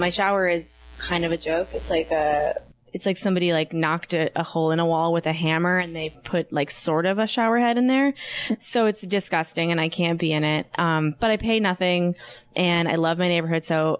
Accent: Minnesota, United States; I'm from Minnesota too

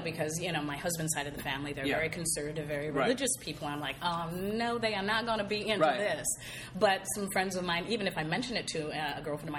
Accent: San Diego, California, United States; moved away as an adult; now in Los Angeles, United States; I grew up in Church of Christ, which was no dancing, you know, because that led to sexual immorality. And, and I was basically a virgin until I was 21. That was in San Diego until I moved to L.A.

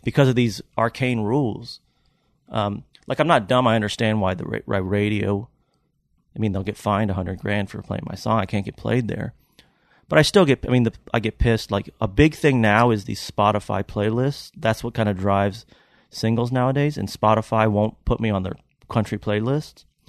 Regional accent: Lexington, Kentucky, United States; now in Tennessee, United States; I'm from Lexington, Kentucky

